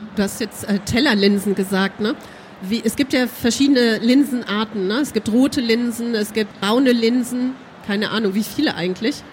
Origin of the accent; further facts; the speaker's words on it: North Rhine-Westphalia, Germany; wir sind Rheinländer